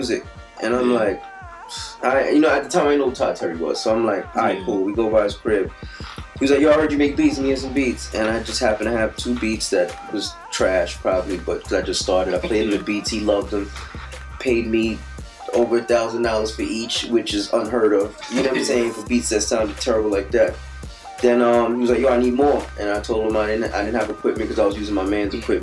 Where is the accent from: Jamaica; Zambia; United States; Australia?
Jamaica; As a kid, I'm Jamaican, man, so I grew up listening to my mother listening to David Levy on the radio